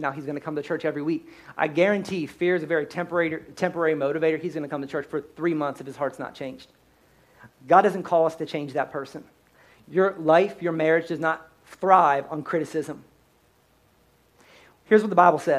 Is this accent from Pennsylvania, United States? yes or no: yes; Pennsylvania, United States; I'm born and raised in Pennsylvania